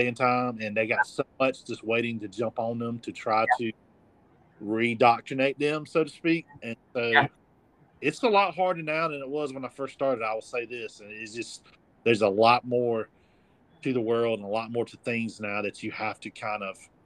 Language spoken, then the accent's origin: English; Abbeville, United States; I wanted to be in my hometown, my original hometown, to minister